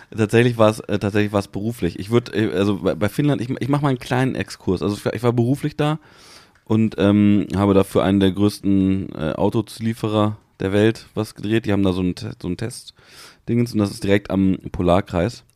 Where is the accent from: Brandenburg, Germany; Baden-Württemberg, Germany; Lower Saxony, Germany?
Lower Saxony, Germany; Hanover